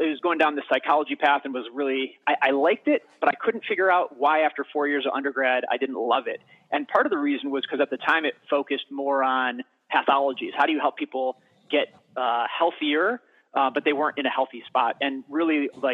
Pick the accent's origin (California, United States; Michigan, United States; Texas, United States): Michigan, United States; I was born and raised in Michigan